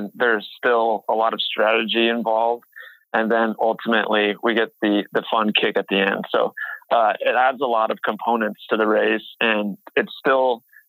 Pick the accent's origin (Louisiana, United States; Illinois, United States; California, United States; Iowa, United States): Iowa, United States; Boone; also born or lived in Seward, Nebraska / West Des Moines, Iowa; So I'm currently 27 years old. I was born in Seward, Nebraska, but I grew up in Boone, Iowa. I'm currently living in West Des Moines, Iowa.